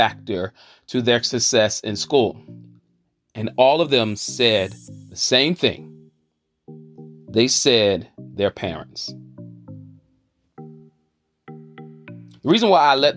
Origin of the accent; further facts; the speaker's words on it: Charlotte, North Carolina, United States; I'm hailing from the South by way of the QC, the Queen City, Charlotte, North Carolina.